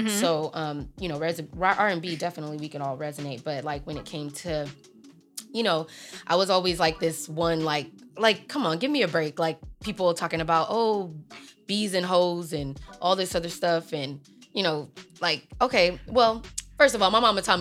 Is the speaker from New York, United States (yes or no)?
no; Long Beach, California, United States; also born or lived in Compton, California; I'm a Compton baby. I grew up also in Long Beach.